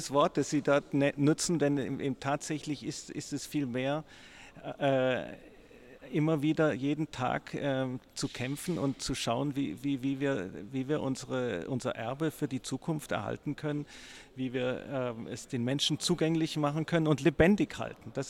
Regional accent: Baden-Württemberg, Germany; mich für meine Heimat, für, für Baden zu engagieren und einzusetzen.

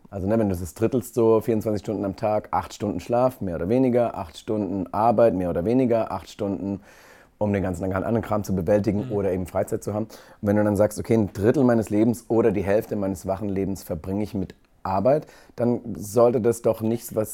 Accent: Gondelsheim, Baden-Württemberg, Germany; also born or lived in Bretten; ich komme aus dem Kraichgau, ich bin in Bretten geboren, in Gondelsheim aufgewachsen, ich wohne in Epping, das ist alles Kraichgau, also quasi so zwischen Karlsruhe und Heilbronn, ganz grob. Es ist Baden.

